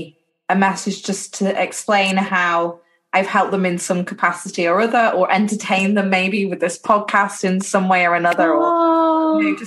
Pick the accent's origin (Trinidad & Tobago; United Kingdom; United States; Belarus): United Kingdom; We're so British